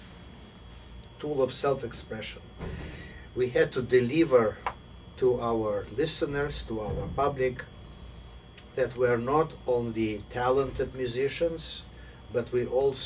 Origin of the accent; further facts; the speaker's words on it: Moscow, Russia; moved away as an adult; also born or lived in Kyiv; now in United States; my family came from Kyiv, but I grew up in Moscow